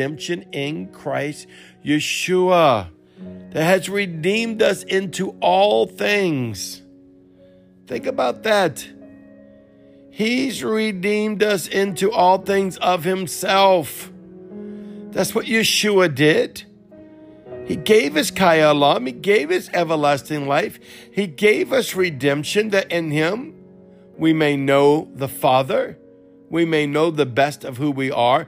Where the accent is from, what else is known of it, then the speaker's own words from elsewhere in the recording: Cajun, Louisiana, United States; accent: Cajun; Though I speak English. But I'm Cajun.